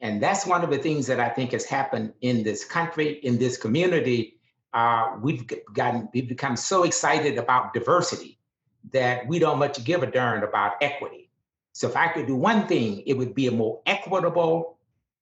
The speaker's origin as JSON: {"language": "English", "region": "Deep South", "country": "United States", "tie": "born or raised there", "said": "I grew up in the Deep South at the height of segregation"}